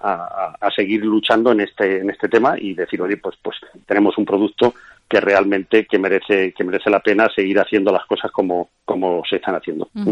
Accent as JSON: {"language": "Spanish", "region": "Castilla-La Mancha", "country": "Spain", "said": "soy castellano manchego"}